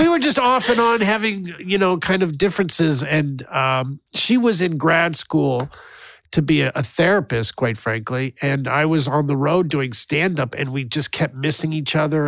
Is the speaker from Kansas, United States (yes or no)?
yes; Kansas, United States; moved away; I'm from Kansas.